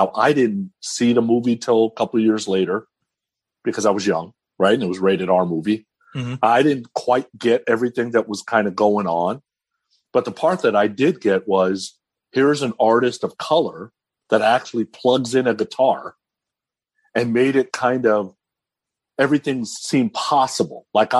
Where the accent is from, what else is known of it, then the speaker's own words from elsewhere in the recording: California, United States; me growing up in California, you'd always see kind of weird stuff.